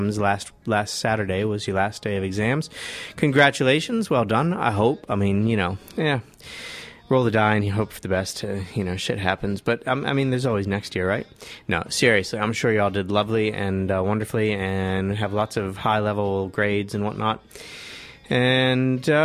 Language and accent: English; Washington, District of Columbia, United States; now in Dunedin, New Zealand; my hometown, Washington, D.C.